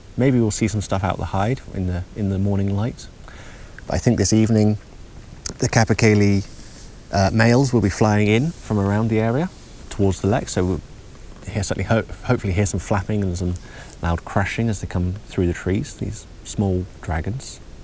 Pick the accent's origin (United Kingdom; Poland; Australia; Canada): United Kingdom; England; moved away as an adult; now in Uppsala, Sweden; I come from England